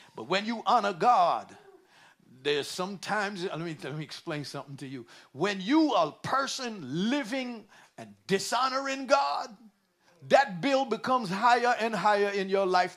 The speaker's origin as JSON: {"language": "English", "town": "New York City", "region": "New York", "country": "United States", "tie": "born or raised there", "said": "When I was a kid, I, I raised in New York City"}